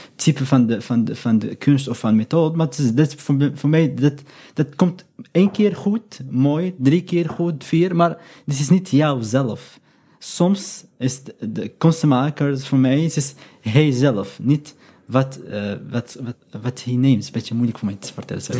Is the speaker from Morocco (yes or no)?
yes; Morocco; Dutch is a second language; moved away as an adult; now in Europe; ik ben Marokkaans, mhm. ik ben uit Noord-Afrika